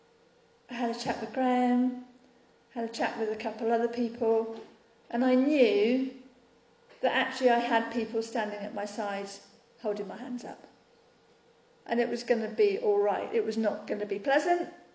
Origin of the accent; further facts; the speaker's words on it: United Kingdom; we're British